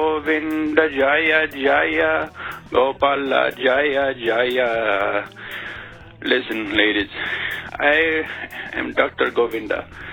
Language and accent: English; Pakistan; it brings up lots of memories of my childhood growing up in Pakistan.